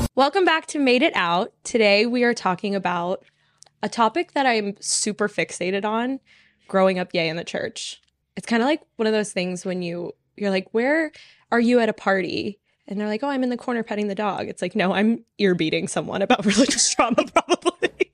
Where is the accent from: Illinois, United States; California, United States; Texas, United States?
Texas, United States; Dallas; I'm from Dallas